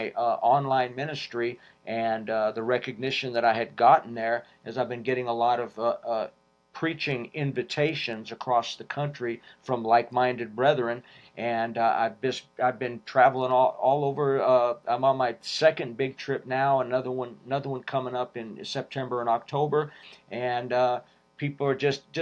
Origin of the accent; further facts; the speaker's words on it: Las Vegas, Nevada, United States; I'm from Las Vegas, Nevada. I grew up in Las Vegas, Nevada.